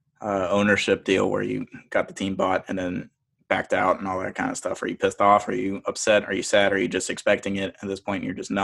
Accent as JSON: {"language": "English", "region": "Alabama", "country": "United States", "tie": "born or raised there", "also_born_or_lived": "Texas / Mississippi", "moved": "yes", "said": "I grew up in Alabama"}